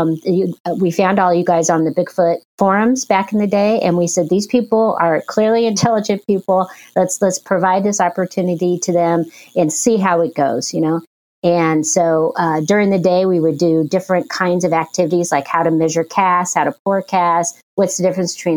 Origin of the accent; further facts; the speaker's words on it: Porterville, California, United States; I was born and raised in Porterville